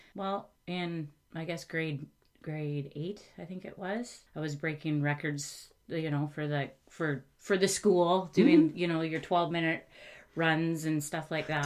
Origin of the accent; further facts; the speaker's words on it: Coquitlam, British Columbia, Canada; also born or lived in Okanagan; we were in the Okanagan until we moved when I was 2 mm-hmm. and um, Coquitlam is my was my hometown.